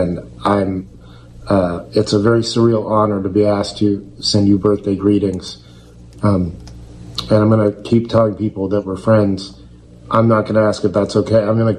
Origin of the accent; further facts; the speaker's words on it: Oak Park, Illinois, United States; Growing up in Oak Park